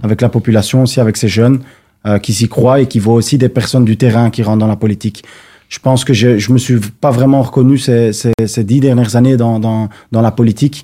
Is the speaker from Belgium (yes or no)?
yes; Brussels, Brussels-Capital Region, Belgium; also born or lived in Molenbeek; j'ai grandi à Laken, à la cité modèle, à Roi-Baudouin